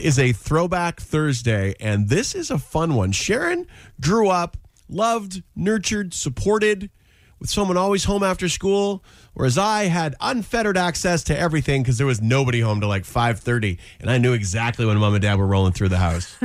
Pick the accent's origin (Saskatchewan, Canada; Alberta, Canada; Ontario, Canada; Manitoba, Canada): Alberta, Canada; Edmonton; growing up in Edmonton